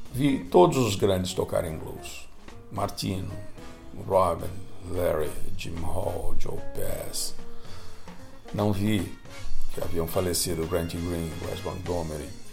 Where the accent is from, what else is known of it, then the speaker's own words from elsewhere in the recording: São Paulo, Brazil; moved away; Cresci em São Paulo